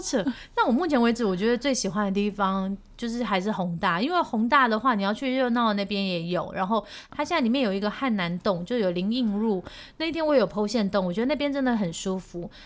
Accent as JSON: {"language": "Chinese", "country": "Taiwan", "also_born_or_lived": "Seoul, South Korea", "said": "我是Taiwanese"}